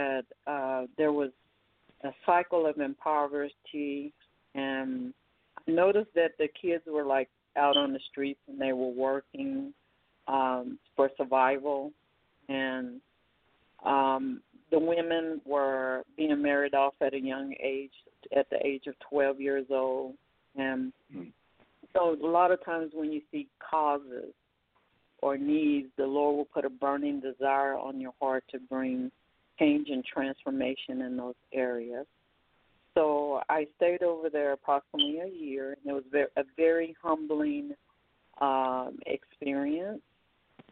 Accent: Oklahoma, United States; moved away; also born or lived in Texas; I lived in Texas as well. I started out in urban Texas, but I grew up in Oklahoma.

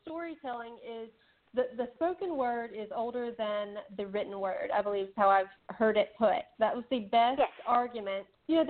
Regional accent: North Carolina, United States; born or raised there

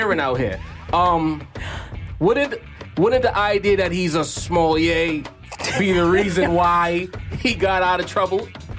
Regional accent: New York, United States; I'm from New York

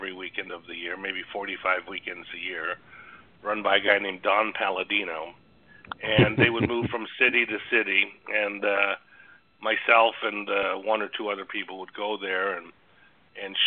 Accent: Toronto, Ontario, Canada; I grew up in Toronto, Canada

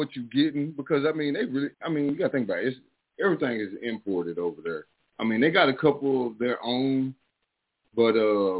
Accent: East Texas, United States; now in Detroit, United States; I'm from Texas. I'm from the country. I'm from East Texas. 903, stand up, baby. 903.

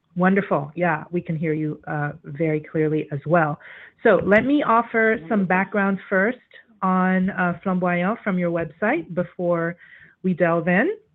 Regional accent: Haiti; we're quite familiar to as Haitians

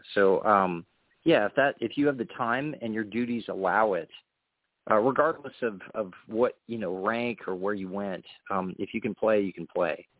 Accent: Louisiana, United States; born or raised there

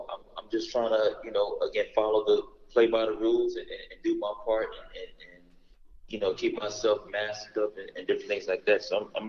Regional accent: Los Angeles, California, United States; I'm from South Central L.A., born and raised

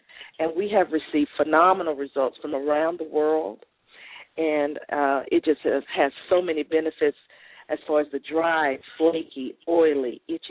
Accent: Corpus Christi, Texas, United States; moved away as an adult; now in Arlington, United States; I'm originally from Corpus Christi, Texas.

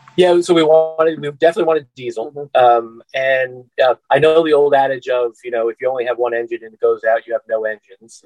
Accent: Scottsdale, Arizona, United States; we're from Scottsdale, Arizona

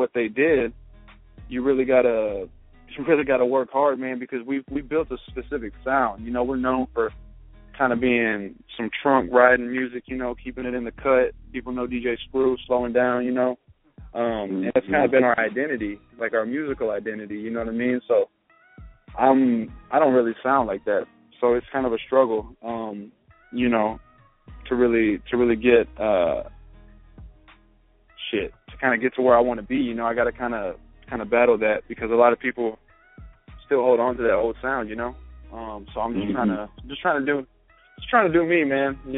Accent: Houston, Texas, United States; I'm from Houston, Texas, born and raised

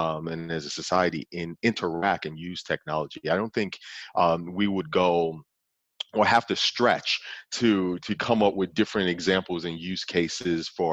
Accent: New York City, New York, United States; now in Oklahoma City, United States; I grew up in Brooklyn, New York

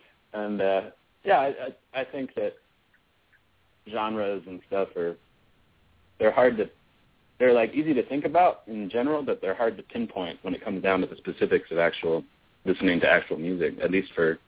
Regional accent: United States; I think country is a very American form, probably, and we're American boys.

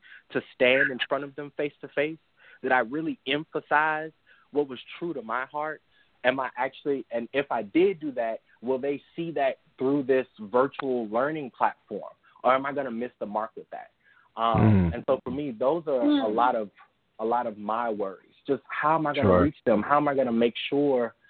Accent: Louisiana, United States; Growing up in Louisiana

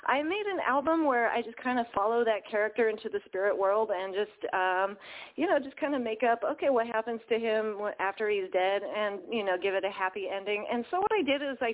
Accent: Central Coast, California, United States; I grew up on the Central Coast where the original people were the Chumash people

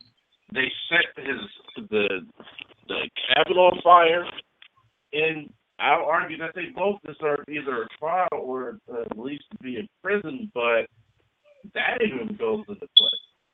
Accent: Ohio, United States; I'm from Ohio

